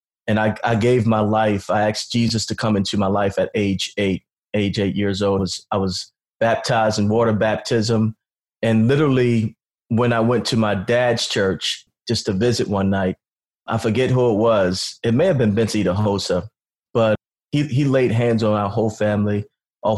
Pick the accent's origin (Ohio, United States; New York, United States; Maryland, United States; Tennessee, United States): Maryland, United States; Baltimore County; I grew up in Baltimore County, Maryland